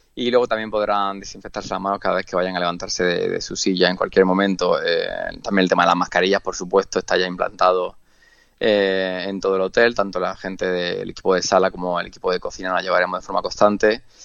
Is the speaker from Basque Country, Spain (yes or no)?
no; Andalusia, Spain; moved away as an adult; now in Mallorca, Spain; yo vengo de Andalucía, es verdad que he viajado y vivido en muchas partes del mundo